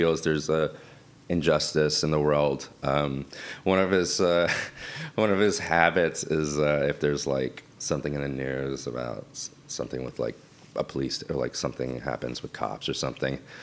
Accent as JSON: {"language": "English", "town": "Miami", "region": "Florida", "country": "United States", "moved": "yes", "said": "I'm from Miami"}